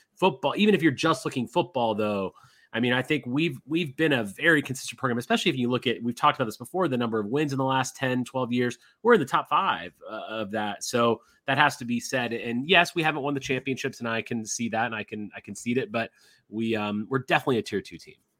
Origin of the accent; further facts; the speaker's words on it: Indiana, United States; moved away; I grew up in Indiana, I understand Indiana basketball